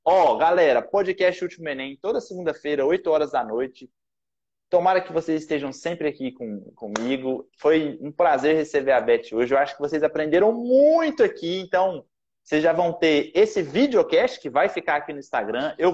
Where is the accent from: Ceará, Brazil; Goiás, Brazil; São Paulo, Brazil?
Goiás, Brazil; now in Rio de Janeiro, Brazil; eu sou goiano, né? Nasci em Goiás. Então, lá a gente fala muito ai, a gente puxa o R, então a gente fala porta.